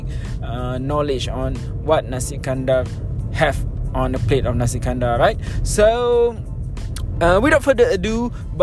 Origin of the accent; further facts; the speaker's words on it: Kuala Lumpur, Malaysia; I was born in KL, I grew up in KL, and now I am based in KL